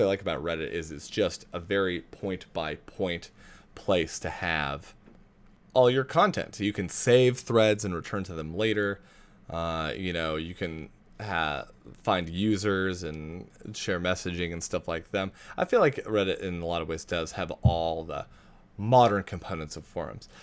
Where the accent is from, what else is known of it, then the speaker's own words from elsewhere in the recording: Spokane, Washington, United States; Spokane, my hometown.